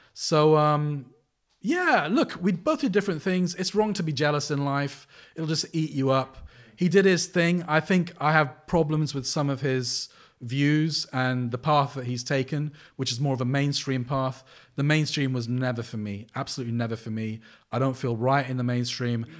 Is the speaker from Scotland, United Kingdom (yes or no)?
no; North Wales, United Kingdom; also born or lived in Sri Lanka; growing up in North Wales